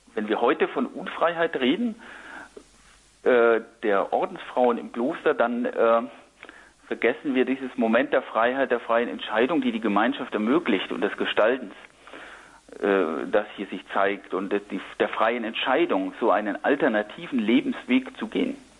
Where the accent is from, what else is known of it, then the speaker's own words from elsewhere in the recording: Lower Franconia near Würzburg, Bavaria, Germany; now in Berlin, Germany; ich bin im katholischen Unterfranken bei Würzburg aufgewachsen